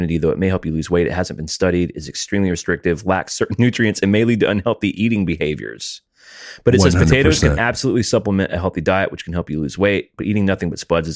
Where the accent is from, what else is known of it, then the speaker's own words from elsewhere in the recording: the South, United States; I'm from the South